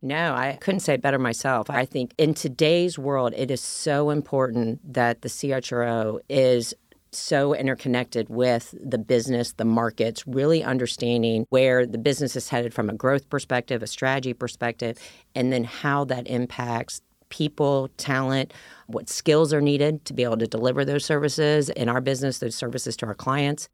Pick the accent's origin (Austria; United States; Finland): United States; Ohio; moved away as an adult; I was from Ohio, I, a small town girl